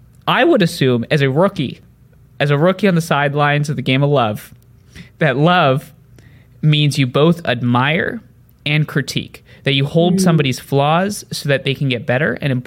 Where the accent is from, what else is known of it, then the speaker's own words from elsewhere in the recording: India; also born or lived in New Jersey, United States; I grew up in a village in India for the first 5 years of my life after I was born in New Jersey, lived with my parents, then came back, then moved around a bunch.